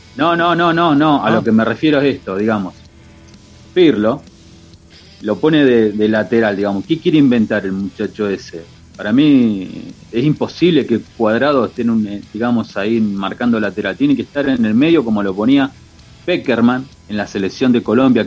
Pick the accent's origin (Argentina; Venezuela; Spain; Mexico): Argentina; como argentino